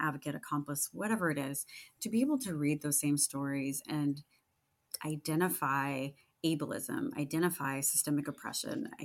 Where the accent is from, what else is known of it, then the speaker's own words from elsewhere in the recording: Sacramento, California, United States; Sacramento, and that's my hometown